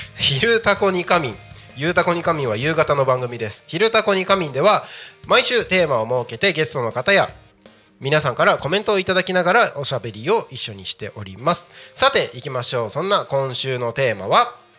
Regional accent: Takko, Aomori, Japan; 僕、田舎 青森県の田子町ですけど

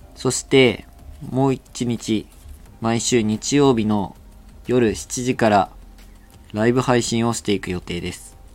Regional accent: Miyazaki, Japan; accent: Miyazaki dialect; ずっと宮崎です

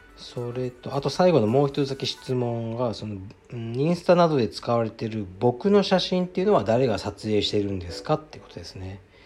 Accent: Fukuoka, Japan; also born or lived in Nishi-Azabu, Tokyo; now in Tokyo, Japan; 福岡出身ですね、僕は。

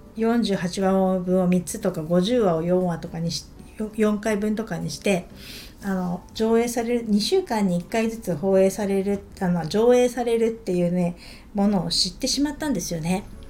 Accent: Niigata, Japan; 私一応新潟出身

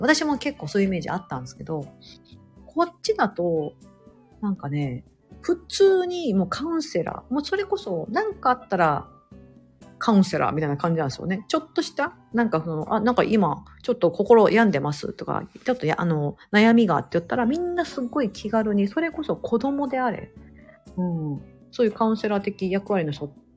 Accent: Osaka, Japan; 私、大阪出身だからそう。

